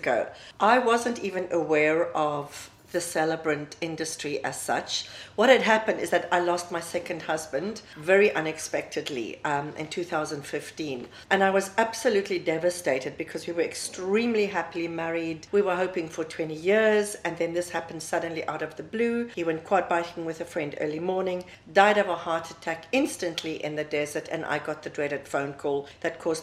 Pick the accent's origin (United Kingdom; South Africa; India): South Africa; moved away as an adult; now in Dubai, United Arab Emirates; I'm South African, and I have been living in Dubai now for the past 11 years.